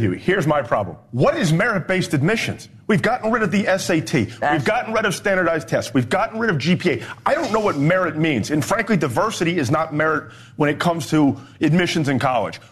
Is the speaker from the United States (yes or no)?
yes; Florida, United States; my home state of Florida